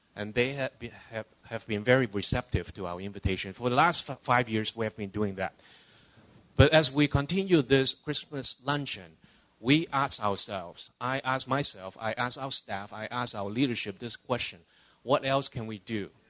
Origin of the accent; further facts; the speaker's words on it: Hong Kong; also born or lived in Canada / California; now in Los Angeles, United States; I was born and raised in Hong Kong, uh, immigrated to Canada in 78. 20 years ago, uh, moved down to California